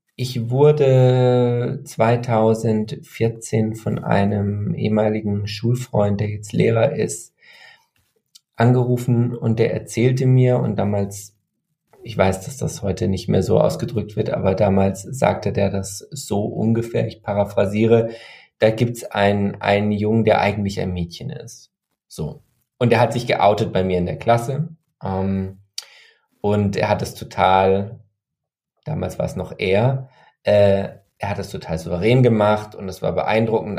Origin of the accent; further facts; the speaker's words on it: Freiburg area, Baden-Württemberg, Germany; in einer Gegend, die ich ja kannte, weil ich da aufgewachsen bin im Freiburger Umland, die eher konservativ ist